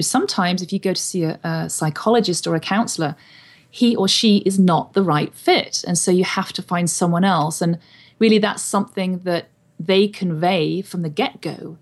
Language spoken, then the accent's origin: English; England, United Kingdom; moved away as an adult; now in Wenatchee, United States; I was born and raised in England